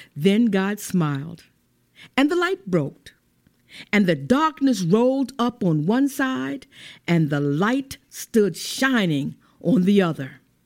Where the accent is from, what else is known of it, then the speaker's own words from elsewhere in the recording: St. Augustine, Florida, United States; growing up in Lincolnville